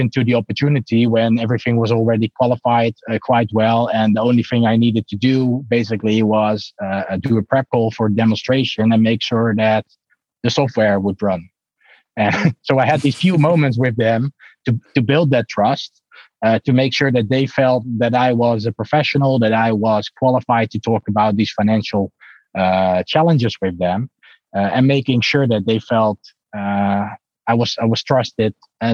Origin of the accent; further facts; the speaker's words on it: Netherlands; I'm really from the Netherlands